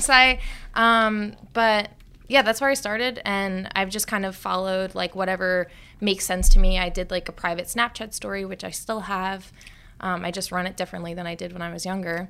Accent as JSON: {"language": "English", "area": "Long Island", "region": "New York", "country": "United States", "tie": "born or raised there", "said": "I grew up on Long Island"}